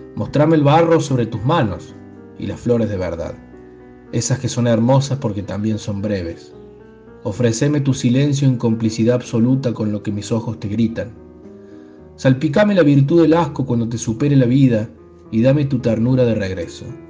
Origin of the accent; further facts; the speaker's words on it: Córdoba, Argentina; nací en Córdoba Capital